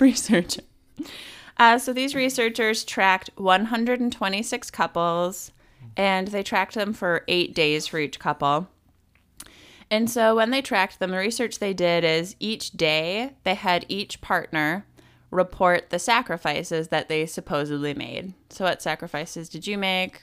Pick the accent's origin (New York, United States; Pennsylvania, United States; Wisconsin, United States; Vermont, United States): Wisconsin, United States; moved away; also born or lived in Milwaukee; I used to live in Milwaukee 'cause I'm from Wisconsin